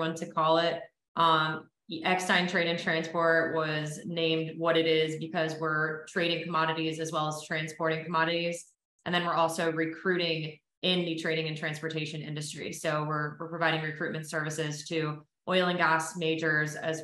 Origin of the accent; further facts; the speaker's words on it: Ponte Vedra Beach, Florida, United States; I was born in Ponte Vedra Beach, Florida, which is a small little golf beach town outside